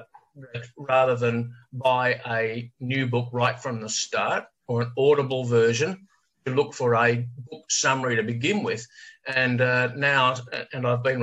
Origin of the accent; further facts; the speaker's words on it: Melbourne, Victoria, Australia; as a fellow Melburnian